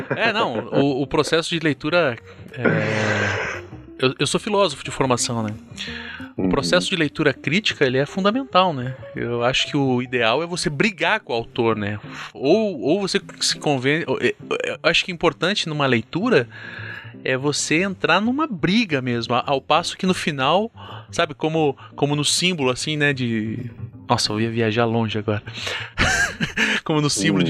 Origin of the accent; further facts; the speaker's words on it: Curitiba, Paraná, Brazil; como curitibano, né, cara, aqui sulista